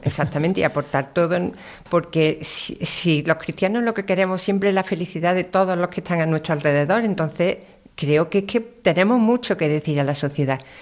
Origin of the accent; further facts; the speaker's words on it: Córdoba, Andalusia, Spain; also born or lived in Málaga; Yo soy nacida en Málaga, pero por circunstancias, siempre he vivido en Córdoba